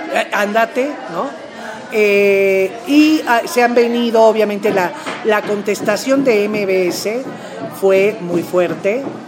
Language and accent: Spanish; Mexico; a nosotros todavía como pueblo, como mexicanos